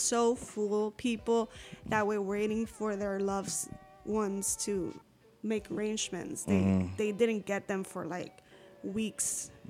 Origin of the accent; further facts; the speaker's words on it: Puerto Rico; moved away as an adult; also born or lived in Savannah, Georgia / Aguadilla, Puerto Rico; So I moved to Puerto Rico with my mom when I was 2 years old. So I was raised in Puerto Rico, so I'm Puerto Rican.